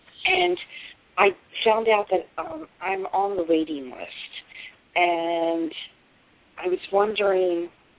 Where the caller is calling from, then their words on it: Delaware, United States; I'm calling from Delaware